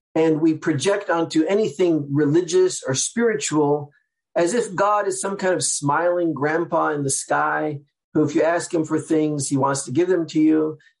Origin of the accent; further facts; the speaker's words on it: Seattle, Washington, United States; now in New York, United States; I'm from the Sephardic community in Seattle.